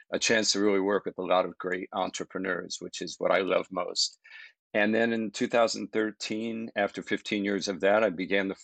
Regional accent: East Coast, United States; moved away as an adult; also born or lived in Providence, Rhode Island / Boston, Massachusetts; I grew up on the East Coast.

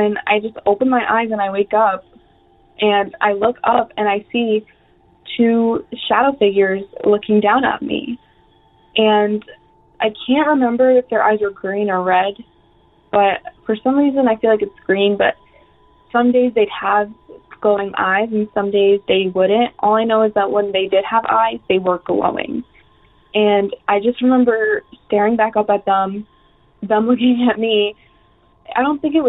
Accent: upstate New York, United States; I'm from New York, upstate New York, not like Rochester, but more like an hour out of the city. And I'm like 5 years old. And this is the first house I grew up in.

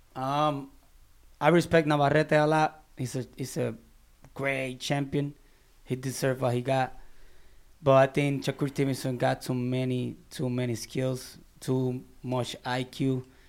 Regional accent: Barranquitas, Puerto Rico; moved away as an adult; now in Orlando, United States; my hometown in Barranquitas.

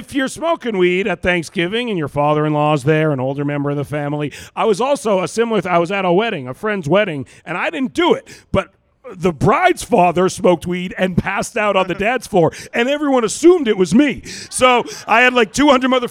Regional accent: Vancouver, British Columbia, Canada; moved away as an adult; now in United States; I'm from Vancouver, British Columbia, which is one of the most like weed liberal cities in the world

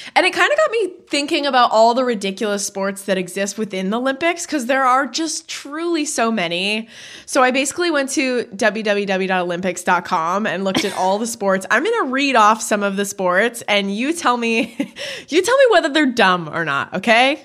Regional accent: Canada; I know I say bag weird, I'm Canadian

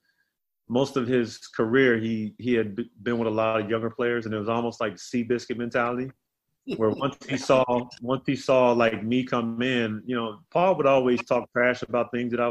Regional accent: South Carolina, United States; he was always like my young brother growing up in South Carolina.

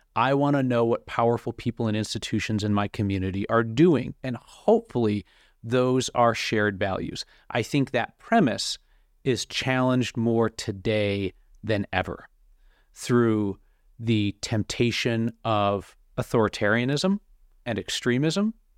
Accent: Rochester, New York, United States; moved away as an adult; now in Denver, United States; I worked two years in Rochester, and then I wasn't really sure where my path was gonna go, whether I wanted to be in my hometown for the rest of my life

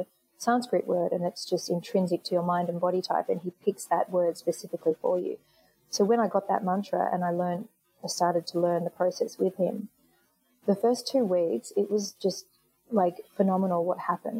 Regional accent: England, United Kingdom; also born or lived in New York; now in Australia; I was born in England, and I went back to England to just have some time off, you know, and enjoy the city that I was from and see my family

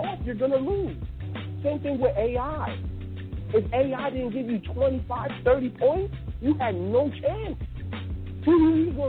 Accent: Chicago, Illinois, United States; I'm from Chicago.

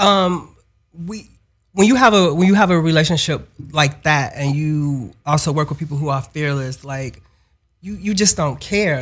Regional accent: Chicago, Illinois, United States; we grew up in the same building as …

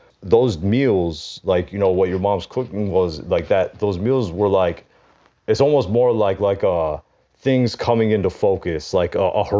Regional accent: Michigan, United States; growing up in Michigan where there was something of a culture clash

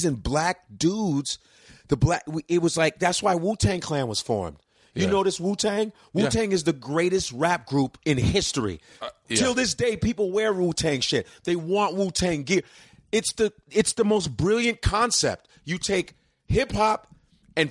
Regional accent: Chicago, Illinois, United States; also born or lived in Lincoln, Nebraska; in my neighborhood, where I grew up in Chicago on the north side, shout out to the Cubs because I grew up around Wrigley Field

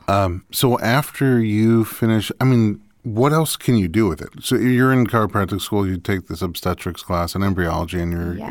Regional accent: New York, United States; I grew up in New York, which also gets snow and ice

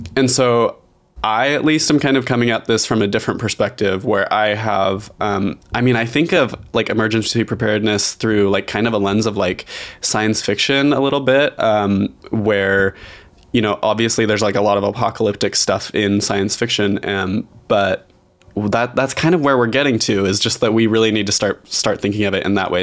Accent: Idaho, United States; I grew up very rural in Idaho

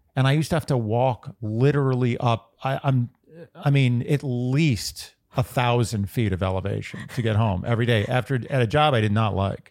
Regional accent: New York, United States; I'm just from New York

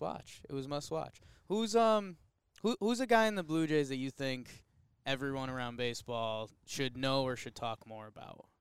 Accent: Connecticut, United States; now in New York, United States; I grew up in Connecticut

